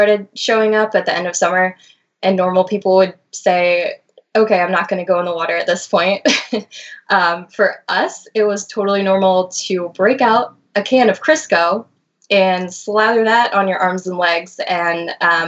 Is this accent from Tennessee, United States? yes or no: no; Annapolis, Maryland, United States; I'm from the Annapolis, Maryland area, and I grew up spending a lot of time on the Severn River